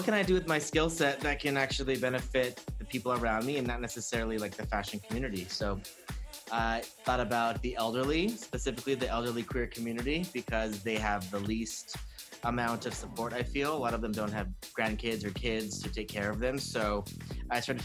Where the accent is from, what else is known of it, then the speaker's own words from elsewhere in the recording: Hacienda Heights, California, United States; also born or lived in Orange County / Hollywood / New York; I grew up in East LA County in Hacienda Heights